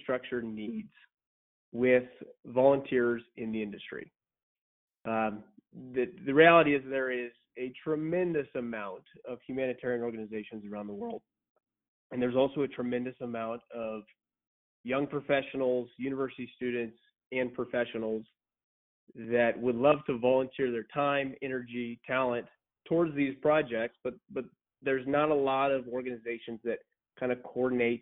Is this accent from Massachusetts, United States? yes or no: no; Central Oregon, United States; also born or lived in San Luis Obispo, California; I grew up in Central Oregon